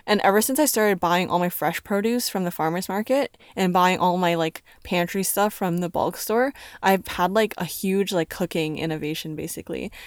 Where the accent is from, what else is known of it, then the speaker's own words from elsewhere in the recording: Canada; I'm from Canada. I can speak English